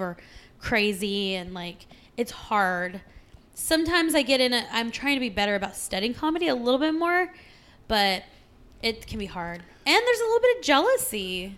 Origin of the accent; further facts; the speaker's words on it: California, United States; now in Arizona, United States; growing up in the West, I'm from California, living in Arizona